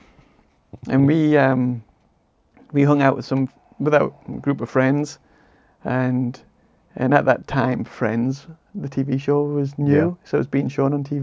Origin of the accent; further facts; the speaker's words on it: Tees Valley, North East England, United Kingdom; moved away; my hometown, in my homeland. And it's the Cleveland Hills. I'm from the Tees Valley